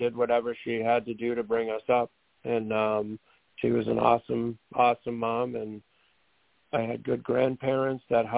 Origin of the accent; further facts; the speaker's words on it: Methuen, Massachusetts, United States; I'm from Methuen, Massachusetts